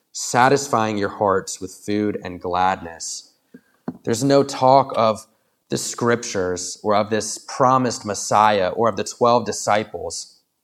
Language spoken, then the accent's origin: English; Williamsburg, United States; I was raised in Williamsburg, and then I left for college and and seminary, and then I came back to Williamsburg